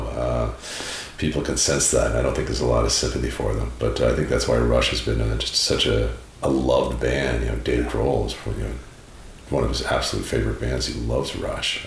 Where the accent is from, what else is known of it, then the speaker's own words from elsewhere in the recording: Prince Edward Island, Canada; moved away; also born or lived in Montreal; growing up in Prince Edward Island in Canada, you know, in the Maritimes and, you know, living in Montreal